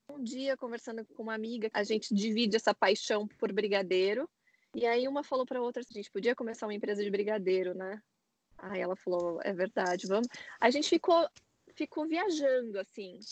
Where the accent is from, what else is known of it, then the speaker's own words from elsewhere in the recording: São Paulo, Brazil; moved away as an adult; now in San Francisco, United States; eu sou de São Paulo